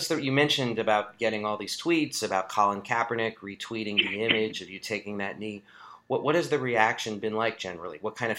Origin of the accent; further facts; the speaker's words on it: New York City, New York, United States; I grew up in New York City